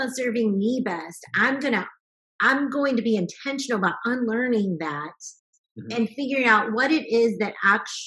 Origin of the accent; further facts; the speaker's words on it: the South, United States; I grew up in the South